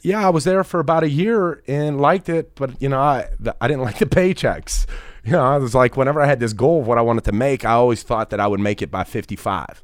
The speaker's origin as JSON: {"language": "English", "town": "Pittsburgh", "region": "Pennsylvania", "country": "United States", "tie": "born or raised there", "said": "I was raised in Pittsburgh my whole life, blue-collared kid"}